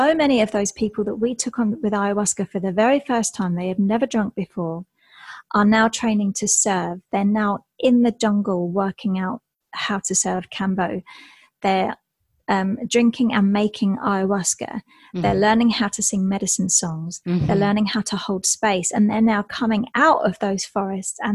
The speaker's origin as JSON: {"language": "English", "area": "Essex", "region": "East of England", "country": "United Kingdom", "moved": "yes", "said": "I'm from England, from Essex"}